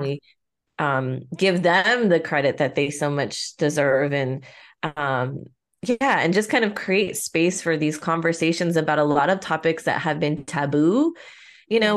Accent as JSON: {"language": "English", "town": "Pico Rivera", "region": "California", "country": "United States", "said": "I'm from Pico"}